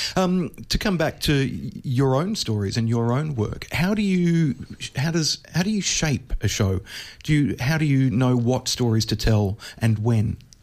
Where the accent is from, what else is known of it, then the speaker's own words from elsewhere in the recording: Australia; for me as an Australian, where we basically don't have nuclear power stations